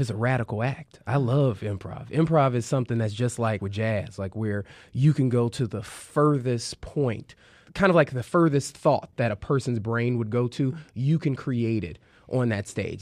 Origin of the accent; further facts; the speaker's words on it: Chicago, Illinois, United States; I'm from the South Side of Chicago, still live on the South Side of Chicago